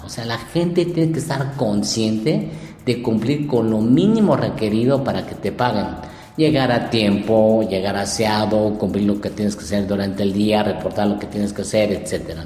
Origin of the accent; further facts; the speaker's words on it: Mexico; also born or lived in Japan; nosotros como cultura mexicana somos una cultura muy, muy creativa